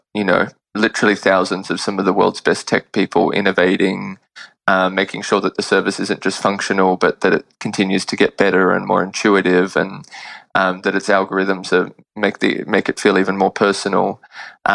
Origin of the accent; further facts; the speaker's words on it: Sydney, New South Wales, Australia; moved away as an adult; now in New York, United States; I was born in Sydney and grew up there and went to college there as well